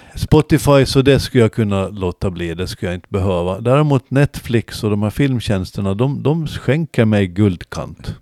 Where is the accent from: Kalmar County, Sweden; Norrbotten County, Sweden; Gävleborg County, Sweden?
Kalmar County, Sweden; Gårdby; när vi växte upp i Gårdby